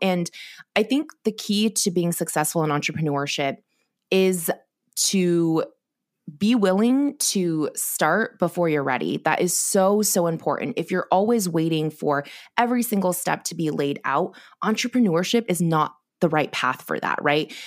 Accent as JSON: {"language": "English", "town": "Corvallis", "region": "Oregon", "country": "United States", "tie": "born or raised there", "also_born_or_lived": "China / Los Angeles, California", "said": "I grew up in Oregon in a small college town, Corvallis"}